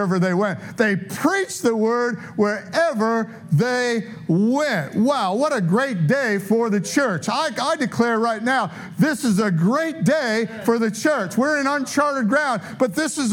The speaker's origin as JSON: {"language": "English", "town": "Detroit", "region": "Michigan", "country": "United States", "also_born_or_lived": "San Diego / Tulsa", "moved": "as an adult", "said": "I'm from Detroit, but, you know, I lived in San Diego."}